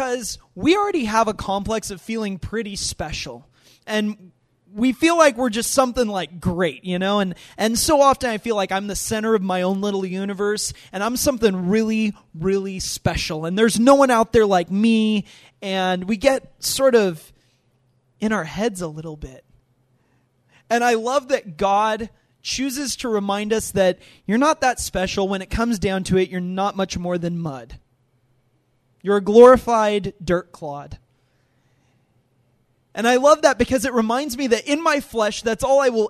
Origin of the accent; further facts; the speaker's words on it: United States; being an American